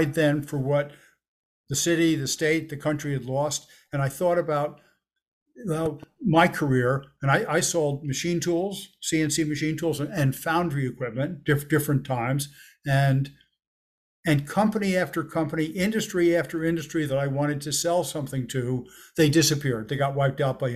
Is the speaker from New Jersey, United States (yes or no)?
yes; Elizabeth, New Jersey, United States; I grew up in Elizabeth, New Jersey